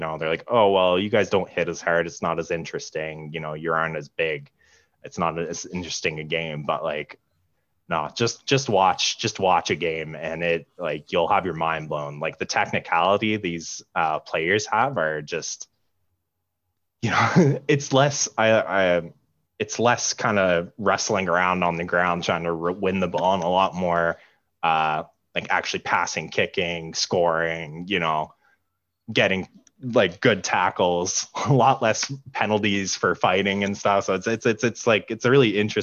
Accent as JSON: {"language": "English", "town": "Ottawa", "region": "Ontario", "country": "Canada", "tie": "born or raised there", "said": "growing up in Ottawa, which is not a huge place"}